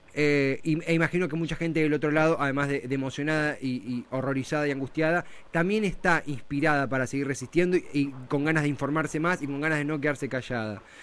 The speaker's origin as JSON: {"language": "Spanish", "region": "Buenos Aires Province", "country": "Argentina", "said": "Hablo como bonaerense también, más allá de, todo. Eh, vivo en Buenos Aires"}